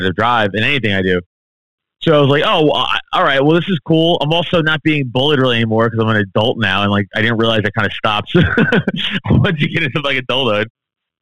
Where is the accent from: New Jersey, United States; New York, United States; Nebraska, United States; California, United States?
New York, United States; New York City; growing up in Staten Island, New York, a very Italian, Irish place for most part